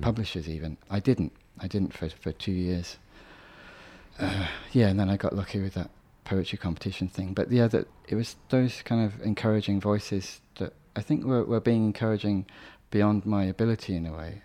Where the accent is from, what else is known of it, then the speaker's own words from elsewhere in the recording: Birmingham, West Midlands, United Kingdom; I'm completely British. I was born in Birmingham